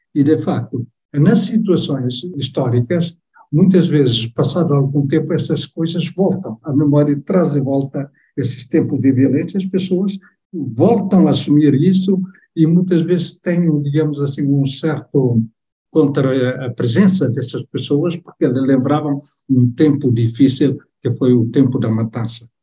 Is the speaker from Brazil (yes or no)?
no; Timor-Leste; first language Tetum; Portuguese is a second language; moved away; a minha língua materna não é a língua portuguesa, é o teto